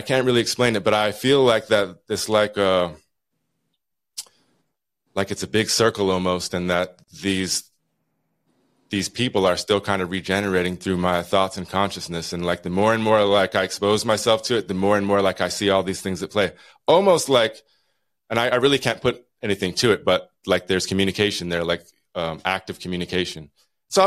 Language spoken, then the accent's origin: English; Utah, United States; now in Juneau, United States; I'm from, I grew up in Utah